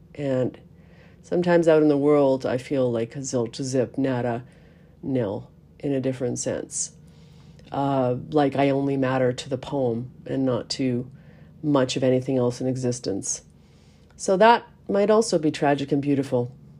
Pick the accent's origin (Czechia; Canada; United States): Canada; we are Canadian